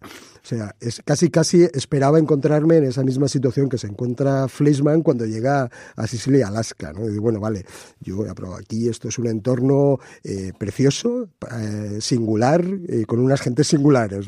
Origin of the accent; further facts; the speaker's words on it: Spain; aquí en España